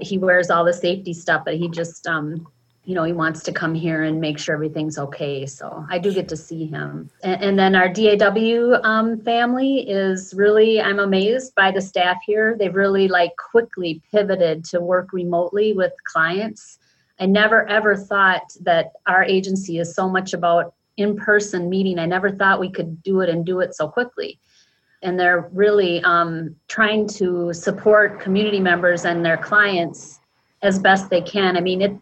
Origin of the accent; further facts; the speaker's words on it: Minneapolis, Minnesota, United States; I'm born and raised and still live in South Minneapolis